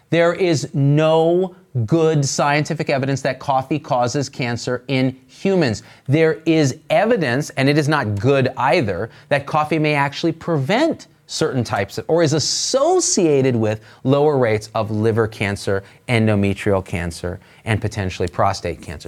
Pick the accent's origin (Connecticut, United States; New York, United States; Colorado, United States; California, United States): California, United States; Bay Area; I come from the Bay Area.